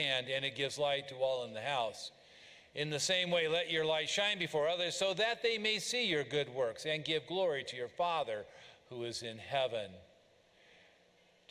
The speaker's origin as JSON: {"language": "English", "region": "Oregon", "country": "United States", "tie": "born or raised there", "moved": "yes", "said": "I grew up in Oregon, and I grew up with rain"}